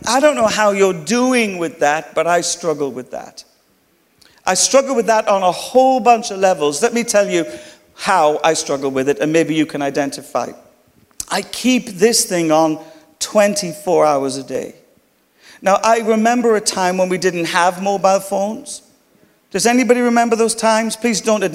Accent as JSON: {"language": "English", "country": "Ireland", "accent": "Irish", "said": "my Irish accent."}